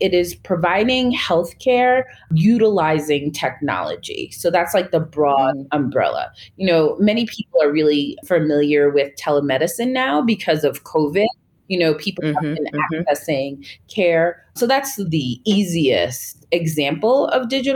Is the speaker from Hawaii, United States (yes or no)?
no; Long Island, New York, United States; moved away as an adult; now in Nairobi, Kenya; I am from Long Island, New York in the U.S.